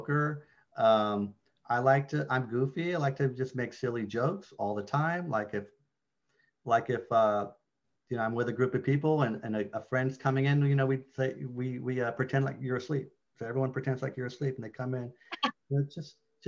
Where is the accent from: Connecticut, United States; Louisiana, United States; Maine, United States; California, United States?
California, United States; San Francisco; Grew up in San Francisco, both of us